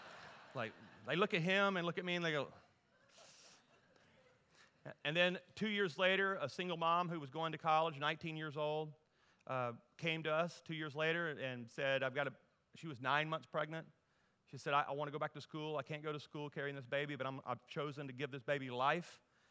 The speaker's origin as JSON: {"language": "English", "region": "Deep South", "country": "United States", "tie": "born or raised there", "said": "and I grew up in the Deep South, so what I love about the South, there's always food involved in everything, right?"}